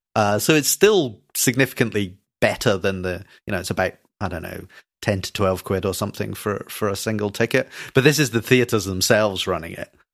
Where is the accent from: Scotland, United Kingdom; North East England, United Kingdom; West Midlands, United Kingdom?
Scotland, United Kingdom; I'm Scottish